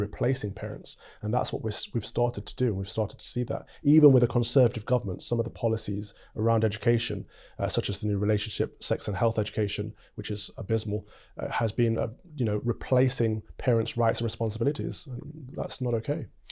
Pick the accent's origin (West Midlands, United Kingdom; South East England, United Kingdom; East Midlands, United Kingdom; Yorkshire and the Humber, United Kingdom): East Midlands, United Kingdom; Mansfield; moved away as an adult; now in London, United Kingdom; from Mansfield, Nottinghamshire